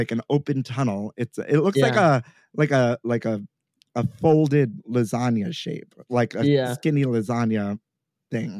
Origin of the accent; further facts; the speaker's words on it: New York City, New York, United States; I grew up here in New York City, born and raised.